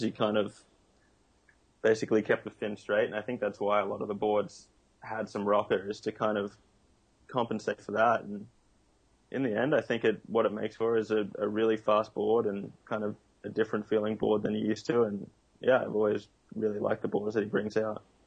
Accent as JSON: {"language": "English", "town": "Noosa", "region": "Queensland", "country": "Australia", "tie": "born or raised there", "said": "I grew up in Noosa"}